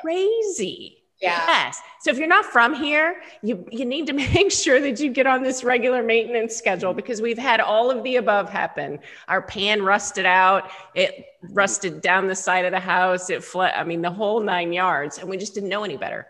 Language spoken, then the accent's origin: English; Dallas, Texas, United States; moved away; also born or lived in Seattle; I'm a Texas girl. I grew up in Dallas, but I grew up in a one-story house